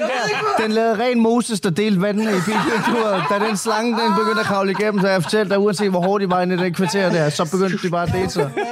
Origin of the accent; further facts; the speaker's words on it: Denmark; så er jeg vokset op i Danmark